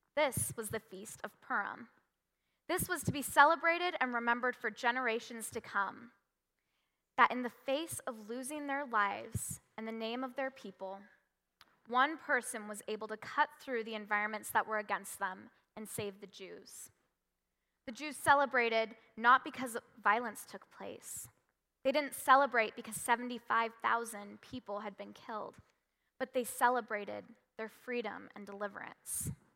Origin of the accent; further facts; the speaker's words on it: Washington, United States; moved away; also born or lived in California; When I was five, I moved from California to Washington